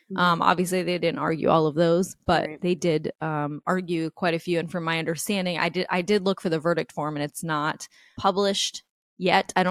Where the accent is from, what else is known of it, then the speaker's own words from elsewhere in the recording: New York, United States; I grew up in New York